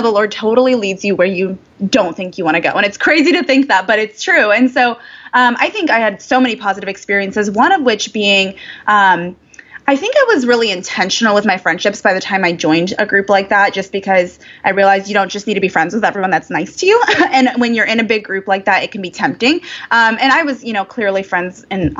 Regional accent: Indiana, United States; I grew up in the cornfields of Indiana

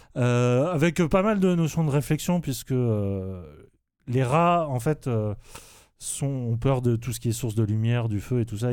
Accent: France; pour nous en tant que français

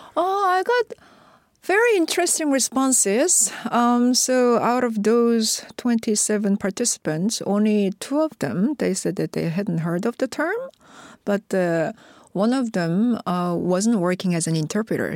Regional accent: South Korea; first language Korean; English is a second language; I was a monolingual Korean

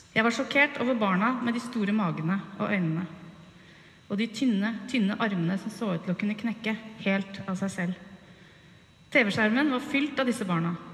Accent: by Tyrifjorden, near Utøya, Buskerud, Norway; den idylliske hagen hvor jeg vokste opp, rett ved Tyrifjorden, innafor Utøya

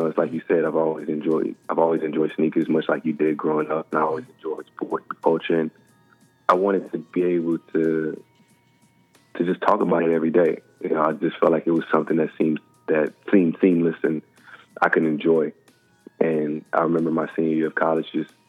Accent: Texas, United States; I'm from Texas

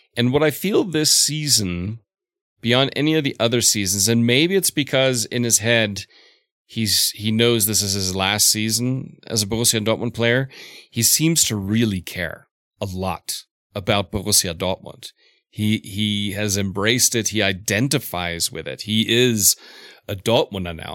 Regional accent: Southeast, United States; I grew up in the Southeast

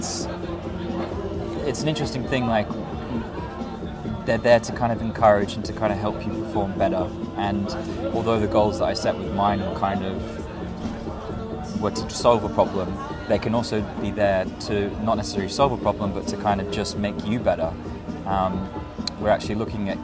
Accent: Sydney, New South Wales, Australia; also born or lived in Sweden / New York; now in London, United Kingdom; I'm originally Australian, so I come from Sydney

